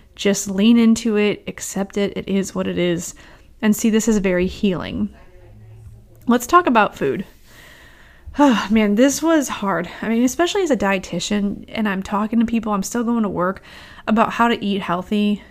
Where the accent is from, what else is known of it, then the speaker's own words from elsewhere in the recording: St. Louis, Missouri, United States; I grew up in Saint Louis